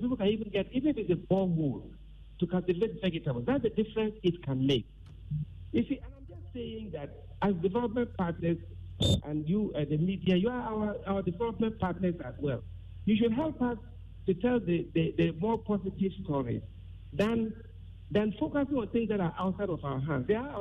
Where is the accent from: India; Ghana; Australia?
Ghana; Tamale, Northern Region; I was born and raised in the North, and I always lived in Tamale.